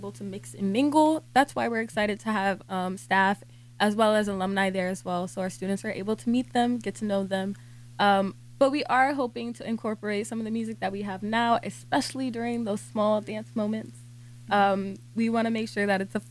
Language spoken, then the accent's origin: English; New Jersey, United States; moved away as an adult; now in Philadelphia, United States; I'm from New Jersey, so back home at Rutgers, I did ovarian cancer research